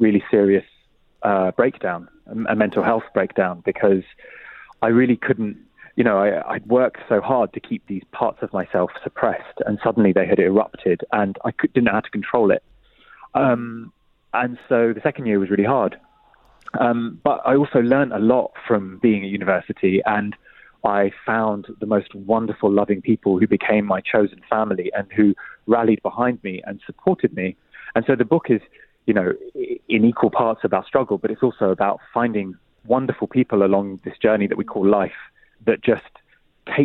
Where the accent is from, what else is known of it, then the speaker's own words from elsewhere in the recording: London, United Kingdom; also born or lived in Oxford; I grew up in Walthamstow in East London